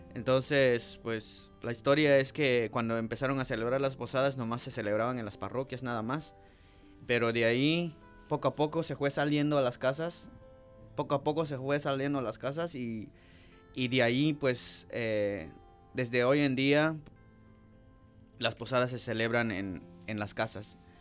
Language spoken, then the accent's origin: Spanish; Santa Eulalia, Huehuetenango, Guatemala; now in United States; yo soy de Guatemala, eh, departamento de Huetenango, del municipio Santa Eulalia y al final de la aldea Temuch Grande. De ahí, ahí nací y pues de niño